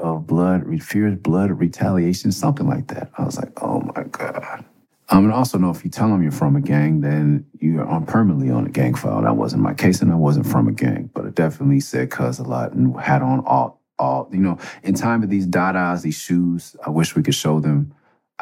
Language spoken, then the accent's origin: English; Los Angeles, California, United States; also born or lived in Tucson; I'm from Mid-City